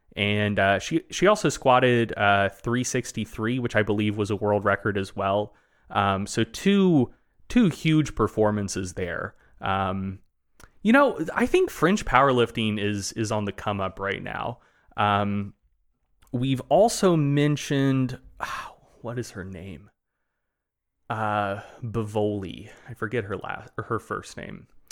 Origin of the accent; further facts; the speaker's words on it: the South, Southern United States, United States; accent: Southern; being a Southerner